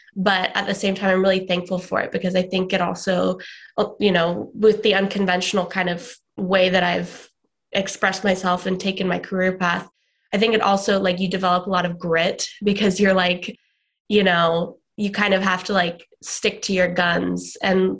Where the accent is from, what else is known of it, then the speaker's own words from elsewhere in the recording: Atlanta, Georgia, United States; born there; also born or lived in Sydney, Australia / New Zealand / California; I was born in Atlanta, Georgia. Then when I was 3, we moved to Sydney, Australia, which is where my parents are originally from.